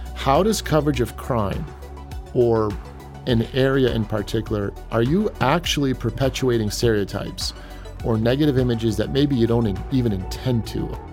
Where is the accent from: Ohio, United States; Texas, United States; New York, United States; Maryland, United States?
Ohio, United States; Cleveland; moved away as an adult; now in Saint Louis, United States; I'm from Cleveland originally